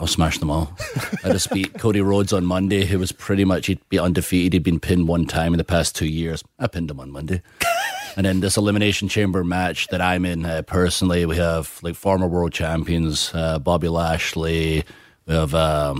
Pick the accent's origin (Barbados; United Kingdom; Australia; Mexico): United Kingdom; moved away; also born or lived in Los Angeles; like the fans back home, like our wrestling fans back in the UK